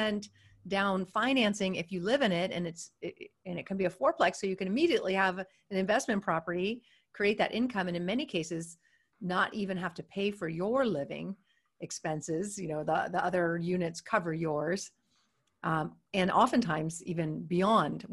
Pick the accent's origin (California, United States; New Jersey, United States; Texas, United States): California, United States; Silicon Valley; I'm from Silicon Valley